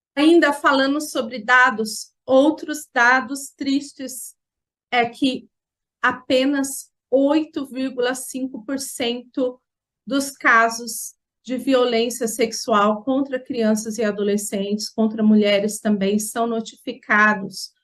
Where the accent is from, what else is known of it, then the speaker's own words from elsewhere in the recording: Jacareí, São Paulo, Brazil; eu sou de Jacareí, no estado de São Paulo, e estive conselheira tutelar por três mandatos aqui no meu município